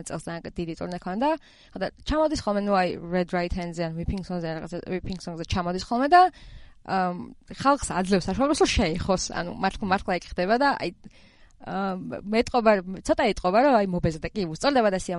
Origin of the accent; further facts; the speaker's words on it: Georgia; რომ ესე საქართველოსდან ვართ